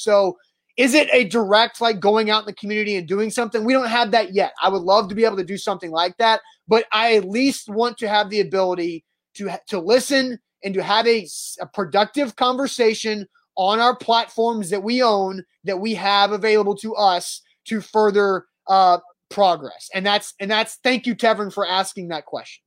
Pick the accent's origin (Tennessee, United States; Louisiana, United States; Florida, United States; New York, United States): Tennessee, United States; Brentwood; I grew up in Brentwood, Tennessee